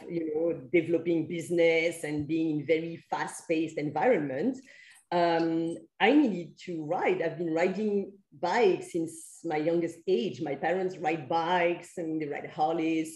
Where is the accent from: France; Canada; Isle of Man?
France; moved away; I'm from France where we have like uh, permanent contracts and things like